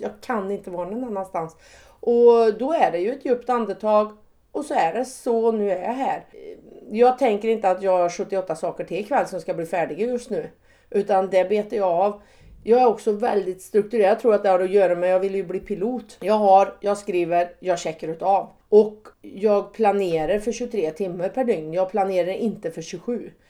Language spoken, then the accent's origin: Swedish; Säffle, Värmland, Sweden; moved away; jag är född och uppvuxen på en bondgård på Värmlandsnäs